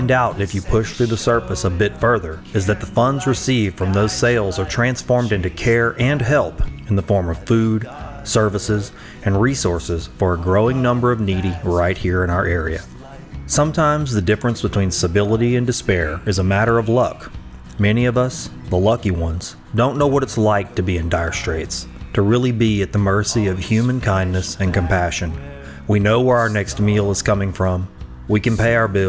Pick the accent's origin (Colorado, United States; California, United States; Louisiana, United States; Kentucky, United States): Louisiana, United States; Sulphur; my hometown, Sulphur, Louisiana